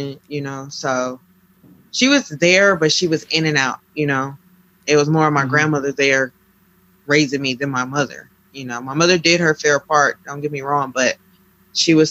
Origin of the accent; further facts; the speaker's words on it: San Diego, California, United States; also born or lived in New York / Fort Lauderdale, Florida; I grew up mainly in San Diego, California, but I lived in New York for about 3 years, and I lived in Fort Lauderdale, Florida with my father